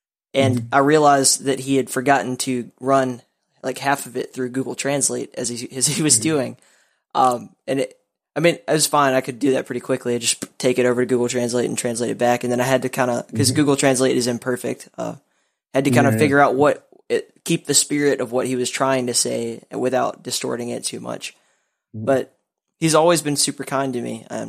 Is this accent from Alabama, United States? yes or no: yes; Alabama, United States; accent: Southern; When I was a kid, I grew up in Alabama. So I you could probably still hear it. I'm sure most people do. But I had an atrocious accent as a kid.